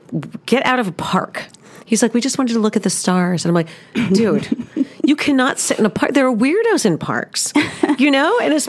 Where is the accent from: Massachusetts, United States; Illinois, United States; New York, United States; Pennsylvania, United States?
New York, United States; New York City; now in Park Cities, Texas, United States; my growing up in New York City